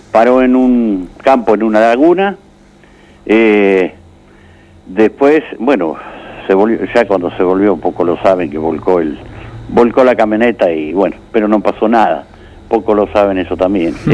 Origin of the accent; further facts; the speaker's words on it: Oriente, Buenos Aires Province, Argentina; also born or lived in Marisol; yo soy nacido en Oriente, así que estoy a 20 kilómetros. Siempre he vivido acá, este, mis 72 años, ¿no?